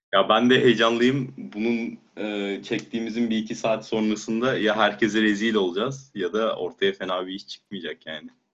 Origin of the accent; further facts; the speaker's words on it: Turkey; moved away as an adult; now in Germany; ben, eee, yarı Almanım, yarı Türk'üm ama kendimi tabii ki daha çok Türkiye'ye ait hissediyorum.